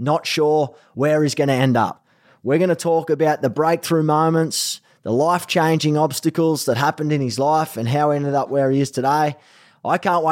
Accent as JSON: {"language": "English", "country": "Australia", "accent": "Aussie", "moved": "as an adult", "lives_now": "Los Angeles, United States"}